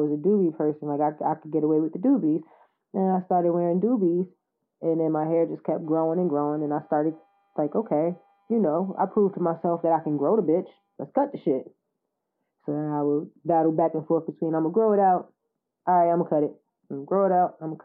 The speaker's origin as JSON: {"language": "English", "region": "the South", "country": "United States", "moved": "yes", "said": "I was from the South."}